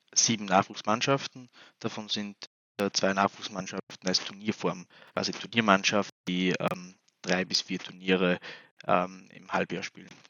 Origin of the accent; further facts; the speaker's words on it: Linz, Upper Austria, Austria; also born or lived in Kosovo; ich bin mit dreieinhalb, vier Jahren äh, nach Linz gezogen